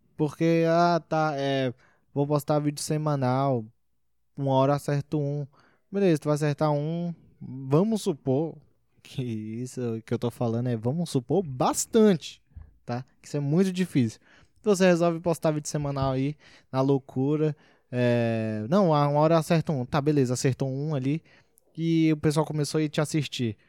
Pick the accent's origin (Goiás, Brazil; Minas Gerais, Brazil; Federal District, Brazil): Federal District, Brazil; Brasília; Eu sou de Brasília